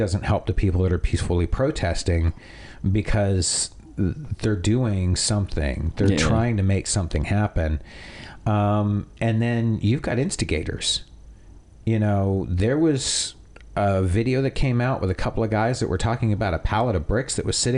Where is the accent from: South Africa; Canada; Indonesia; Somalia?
Canada; now in United States; I am Canadian